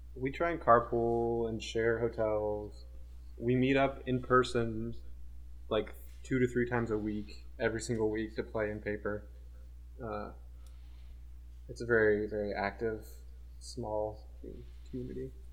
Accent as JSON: {"language": "English", "town": "Portland", "country": "United States", "said": "I'm from Portland"}